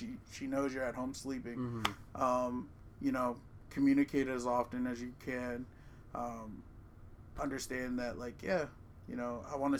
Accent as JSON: {"language": "English", "region": "Maryland", "country": "United States", "said": "I'm from Maryland"}